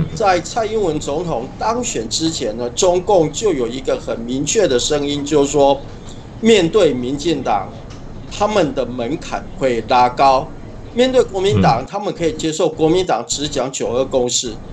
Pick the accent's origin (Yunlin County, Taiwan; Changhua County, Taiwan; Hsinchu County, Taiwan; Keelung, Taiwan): Changhua County, Taiwan; 我的故乡在彰化，所以我也比较关心彰化的选情，也跟彰化地区的立委候选人比较有一些交流跟沟通